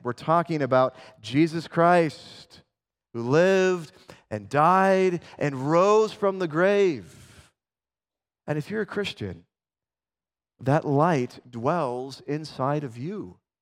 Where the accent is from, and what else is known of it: Spokane, Washington, United States